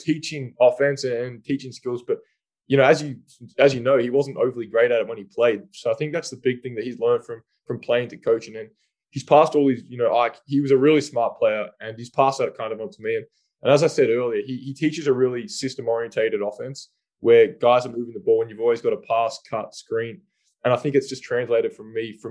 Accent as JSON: {"language": "English", "country": "Australia", "said": "as an Australian"}